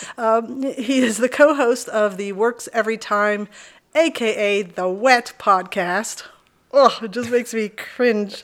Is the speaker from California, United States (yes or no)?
no; Texas, United States; when I was seven is when we moved to Texas